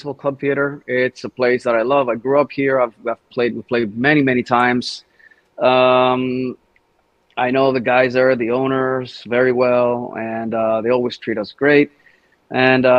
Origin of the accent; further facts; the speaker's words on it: Thessaloniki, Central Macedonia, Greece; also born or lived in Sweden; my hometown in Thessaloniki in Greece